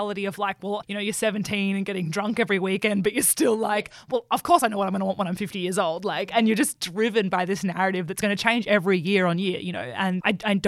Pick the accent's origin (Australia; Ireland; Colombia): Australia; Orange, New South Wales; moved away as an adult; now in Brisbane, Australia; I grew up in Orange in regional New South Wales. It's about 3 hours west of Sydney.